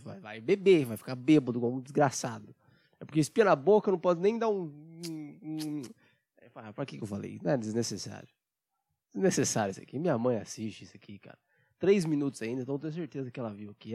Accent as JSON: {"language": "Portuguese", "country": "Brazil", "said": "eu, como brasileiro"}